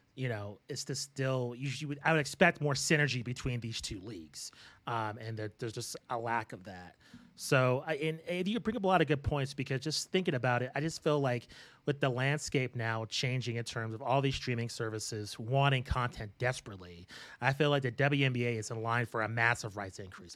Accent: Albuquerque, New Mexico, United States; Matt and I, uh, were born and raised in Albuquerque, New Mexico

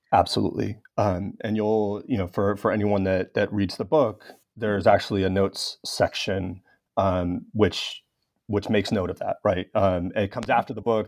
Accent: Los Angeles, California, United States; my hometown of Los Angeles

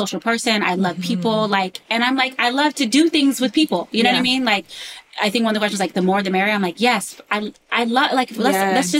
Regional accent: California, United States; also born or lived in Fremont / Moreno Valley / New York; now in Los Angeles, United States; I'm like from California

